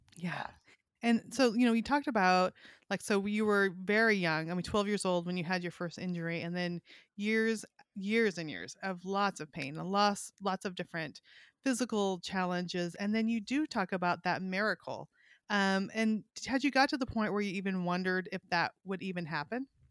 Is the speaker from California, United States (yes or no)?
yes; California, United States; moved away as an adult; also born or lived in Kalispell, Montana; now in Arkansas, United States; I grew up in California, then we lived in Montana